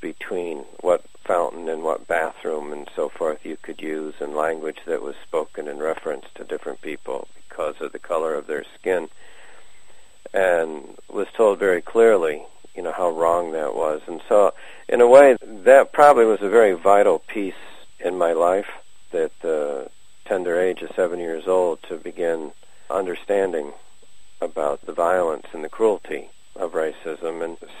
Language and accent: English; near Cooperstown, Oneonta, Otsego County, central New York, United States; also born or lived in western Massachusetts; now in Massachusetts, United States; I grew up on a small dairy farm in upstate New York, central New York, near Cooperstown, Oneonta, and Otsego County.